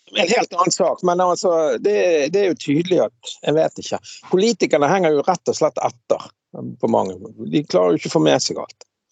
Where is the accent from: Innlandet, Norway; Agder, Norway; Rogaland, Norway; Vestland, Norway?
Vestland, Norway; Bergen; da jeg vokste opp på Laksvåg